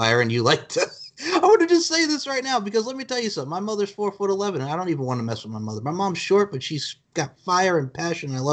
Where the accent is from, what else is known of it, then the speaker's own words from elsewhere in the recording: Long Island, New York, United States; now in South Carolina, United States; growing up on Long Island